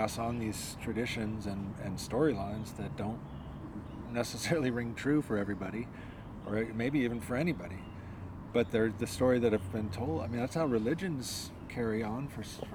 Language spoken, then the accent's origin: English; United States; being an American